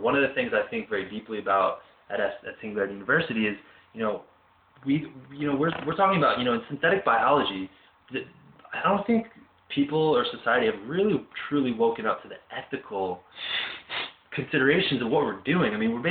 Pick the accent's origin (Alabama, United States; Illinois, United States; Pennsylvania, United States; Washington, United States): Pennsylvania, United States; Philadelphia; I grew up in the Pennsylvania, Philadelphia area